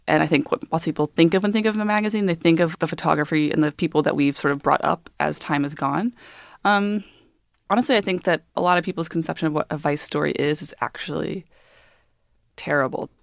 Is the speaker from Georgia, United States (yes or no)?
yes; Georgia, United States; moved away; I grew up in Georgia